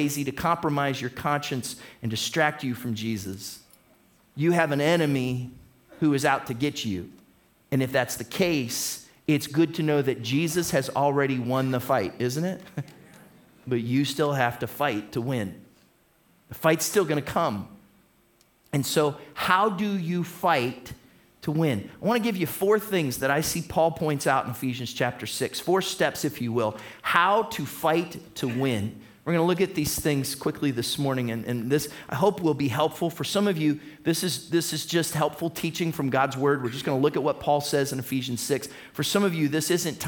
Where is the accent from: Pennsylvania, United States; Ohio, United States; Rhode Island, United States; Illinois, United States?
Ohio, United States; Toledo; We're from Toledo.